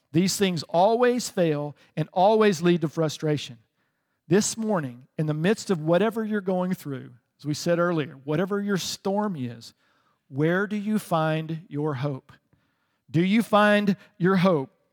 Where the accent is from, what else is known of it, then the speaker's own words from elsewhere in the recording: the South, United States; I grew up in the South